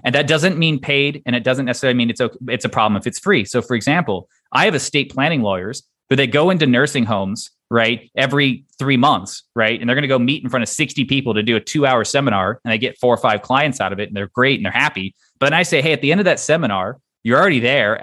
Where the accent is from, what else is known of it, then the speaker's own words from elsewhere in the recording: Texas, United States; moved away; I'm originally from Texas